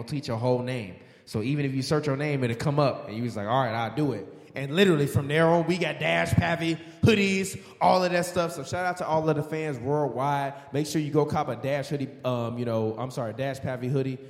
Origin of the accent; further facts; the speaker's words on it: Chicago, Illinois, United States; now in Los Angeles, United States; I'm from Chicago, born and raised.